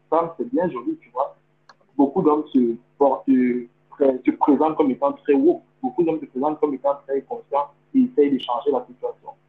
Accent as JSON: {"language": "French", "country": "Cameroon", "tie": "born or raised there", "said": "le pays où j'ai grandi, au Cameroun"}